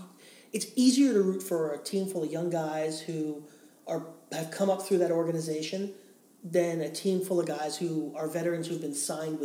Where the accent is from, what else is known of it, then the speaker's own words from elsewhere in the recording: New York, United States; I'm an American... And I'm a New Yorker, which means everything east of 2nd Avenue is where the Dragons are.